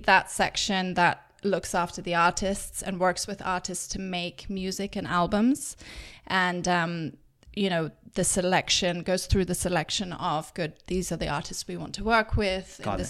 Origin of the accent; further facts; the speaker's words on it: England, United Kingdom; accent: English; also born or lived in Germany; my English accent.